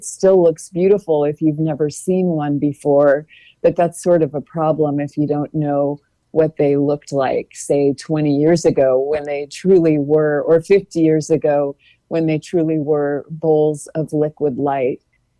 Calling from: Gainesville, Florida, United States; I should say I'm dialing in from Gainesville, everyone.

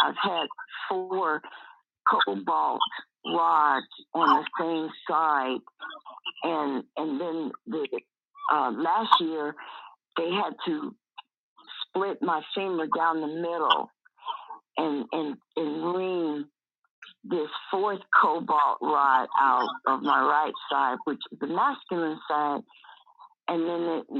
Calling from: Tucson, Arizona, United States; I'm calling from Tucson, Arizona, from Divine Gables.

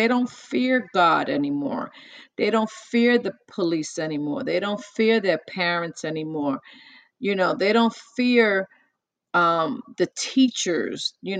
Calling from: New Jersey, United States; I'm in New Jersey.

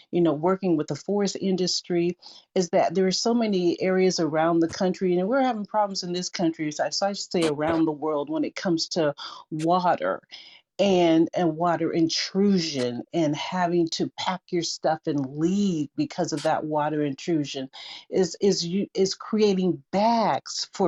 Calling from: Seattle, Washington, United States; I'm joining you from Seattle, Washington, and blessings to everyone in this room.

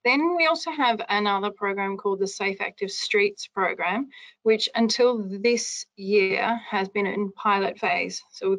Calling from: Western Australia, Australia; So I'm chiming in from Western Australia and talking about the approaches to monitoring and evaluation of the activities and programs and projects that we undertake over here.

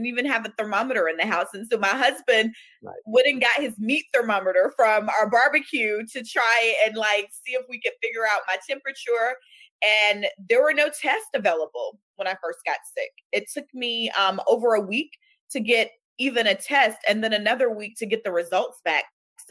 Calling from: Atlanta, Georgia, United States; I am joining you from Atlanta, Georgia, in my home office

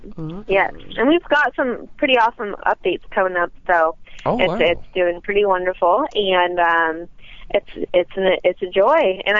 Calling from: Chatsworth, California, United States; Chatsworth, California.

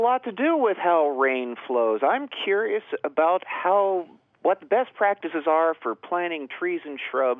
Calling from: Blacksburg, Virginia, United States; I'm calling from Blacksburg, Virginia

